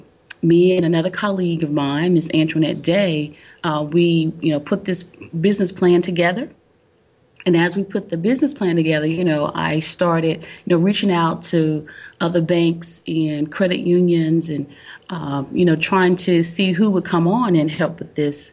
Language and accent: English; Albany, Georgia, United States; now in North Carolina, United States; Originally, no, I am not from North Carolina. I am originally from Albany, Georgia.